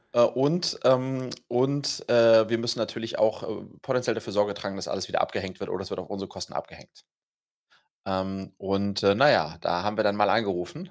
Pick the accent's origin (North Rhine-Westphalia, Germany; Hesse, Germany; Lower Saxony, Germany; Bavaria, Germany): Hesse, Germany; Wiesbaden; wir kommen ja beide aus Wiesbaden und wir sind beide aus Gutenberg-Gymnasium gegangen